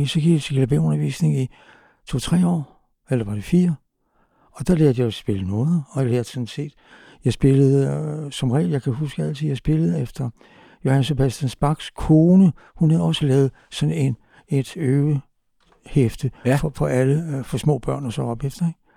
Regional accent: Copenhagen, Capital Region of Denmark, Denmark; Jeg er simpelthen vokset på Amager

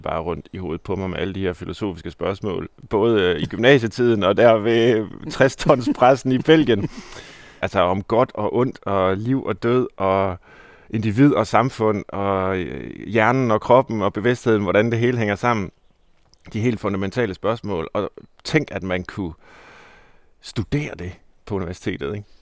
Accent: Herning, Central Denmark Region, Denmark; jeg er jo fra Herning, altså Midtjylland

